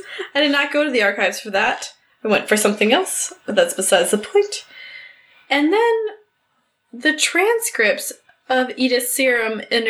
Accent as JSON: {"language": "English", "town": "Cleveland", "region": "Ohio", "country": "United States", "said": "I'm from Cleveland."}